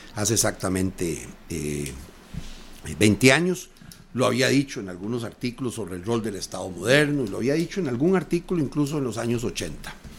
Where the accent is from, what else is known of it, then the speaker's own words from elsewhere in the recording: Costa Rica; todos somos costarricenses